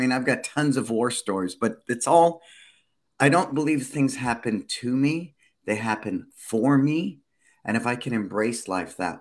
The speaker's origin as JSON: {"language": "English", "town": "San Francisco", "region": "California", "country": "United States", "tie": "born or raised there", "said": "I was born and raised in San Francisco."}